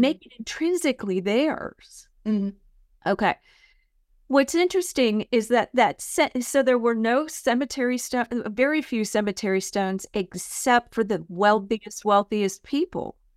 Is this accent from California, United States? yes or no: yes; San Mateo County, California, United States; moved away as an adult; also born or lived in San Francisco; now in Murfreesboro, United States; I grew up in San Mateo County, California